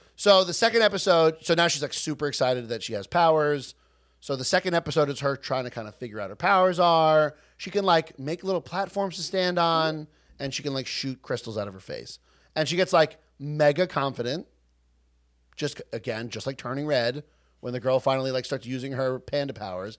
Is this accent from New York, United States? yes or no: yes; Long Island, New York, United States; We're from Long Island.